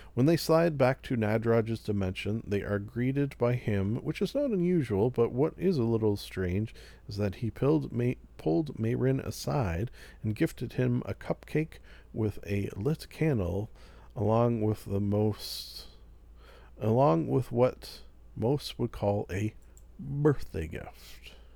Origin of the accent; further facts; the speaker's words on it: Canada; I am Canadian